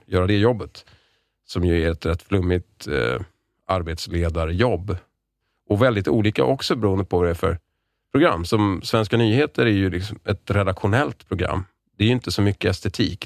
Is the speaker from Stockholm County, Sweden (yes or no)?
yes; Lidingö, Stockholm County, Sweden; Jag är uppvuxen på Lidingö